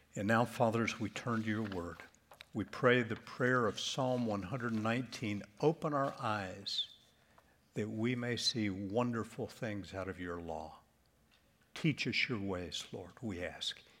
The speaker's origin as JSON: {"language": "English", "town": "Charlotte", "region": "North Carolina", "country": "United States", "tie": "born or raised there", "moved": "yes", "said": "I grew up in Charlotte."}